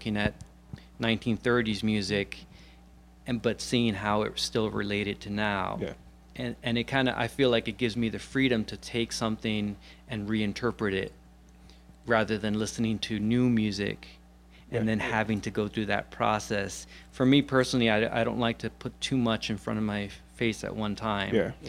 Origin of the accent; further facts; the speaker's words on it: New York City, New York, United States; moved away as an adult; also born or lived in Rochester, New York; I'm from Brooklyn, New York. Okay. Born and raised. And about 8 years ago, I moved up to upstate New York, Rochester, New York.